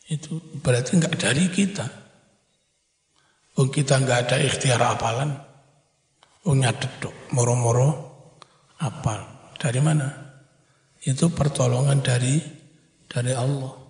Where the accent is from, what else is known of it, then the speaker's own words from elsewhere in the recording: East Java, Indonesia; Dulu kan di desa saya itu nggak jauh dari Sungai Berantas.